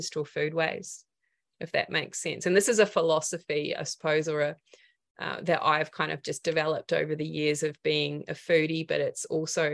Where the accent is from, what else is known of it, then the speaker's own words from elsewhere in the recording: New Zealand; also born or lived in regional Victoria, Australia; now in Australia; I come from Aotearoa. So for me, the land that grew me was about, you know, root vegetables